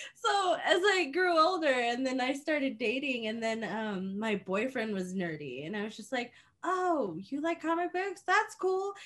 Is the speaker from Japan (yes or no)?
yes; Japan; moved away; I grew up in Japan